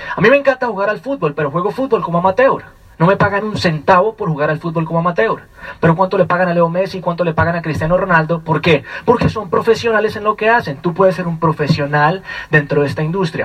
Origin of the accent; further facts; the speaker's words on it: Colombia; vengo directamente desde Colombia